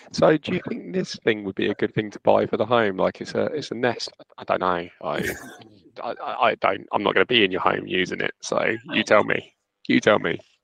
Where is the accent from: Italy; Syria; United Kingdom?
United Kingdom; Luton, East of England; I'm from Luton